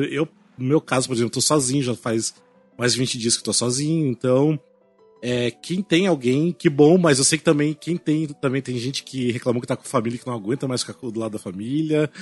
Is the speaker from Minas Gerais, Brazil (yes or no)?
no; Cascavel, Paraná, Brazil; now in São Paulo, Brazil; lá na minha cidade interior do Paraná